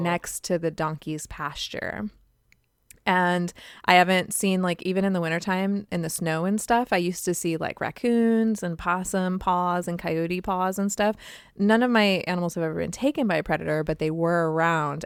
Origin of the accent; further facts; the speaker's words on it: California, United States; accent: California; my California accent